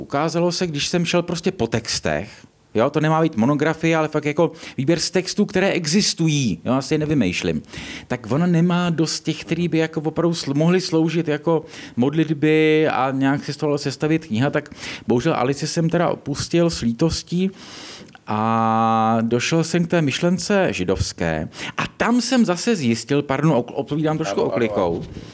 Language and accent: Czech; Czechia